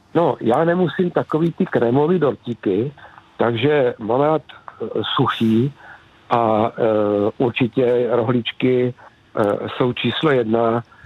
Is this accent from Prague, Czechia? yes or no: no; near Zlín, Zlín Region, Czechia; vyrůstal jsem tady kousek od Zlína na samotě